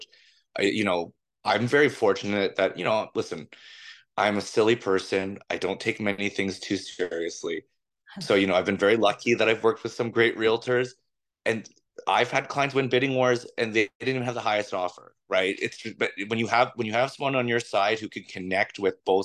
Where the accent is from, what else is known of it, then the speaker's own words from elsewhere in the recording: Toronto, Ontario, Canada; I'm from Toronto, so I know this city like the back of my hand. I went every form of school you possibly can imagine here.